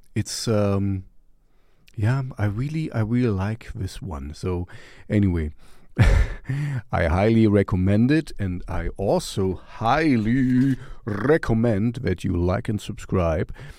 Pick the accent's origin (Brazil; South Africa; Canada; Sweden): Sweden; Stockholm, Stockholm County; we're from Stockholm, Sweden.